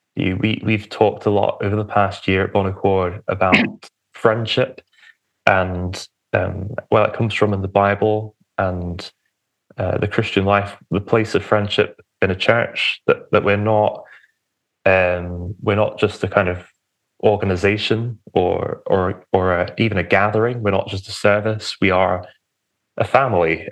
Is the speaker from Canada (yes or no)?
no; Romford, East of England, United Kingdom; moved away; I was born in a town called Romford, which is Essex. the outskirts of London